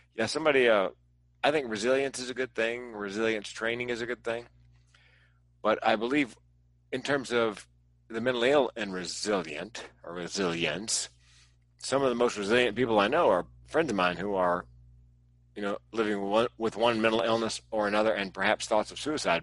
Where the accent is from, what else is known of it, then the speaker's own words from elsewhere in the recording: East Coast, United States; now in West Coast, United States; I grew up on the East Coast and I live on the West Coast